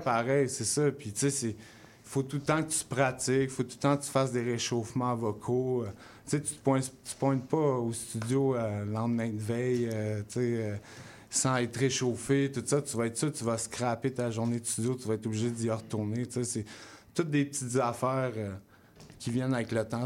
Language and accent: French; South Shore, Quebec, Canada; also born or lived in Montreal / Longueuil; j'étais du South Shore. Dans le fond, je me tenais avec comme plein de DJ, puis des chanteurs, tout ça. Quand j'étais jeune